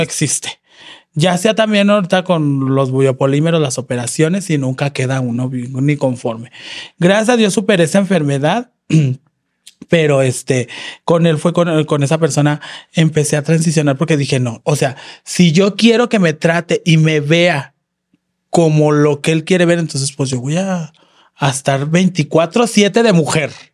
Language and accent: Spanish; León, Guanajuato, Mexico; now in Guadalajara, Mexico; yo soy de León, Guanajuato